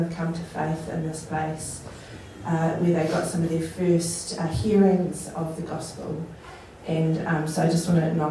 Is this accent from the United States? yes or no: no; Masterton, Auckland, New Zealand; also born or lived in Wellington; now in Auckland, New Zealand; I was born in Masterton.